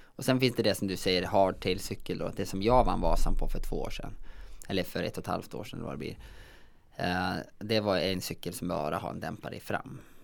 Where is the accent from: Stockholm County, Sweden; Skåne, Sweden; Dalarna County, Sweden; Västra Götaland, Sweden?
Dalarna County, Sweden; Säter; Jag är ju från Säter i Dalarna